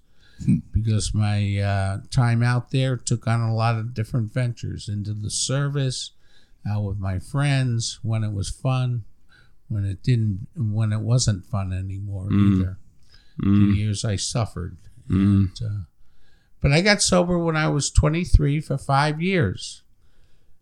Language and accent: English; Long Island, New York, United States; moved away; I'm from New York originally